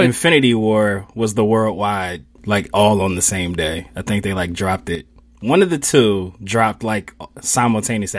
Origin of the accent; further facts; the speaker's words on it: Philadelphia, Pennsylvania, United States; I grew up in Mount Airy, which is Northwest Philly